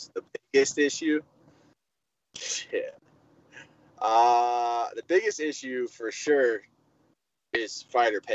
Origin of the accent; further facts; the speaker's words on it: Chapin, South Carolina, United States; moved away as an adult; also born or lived in Michigan / Colorado; Chapin, South Carolina, my hometown.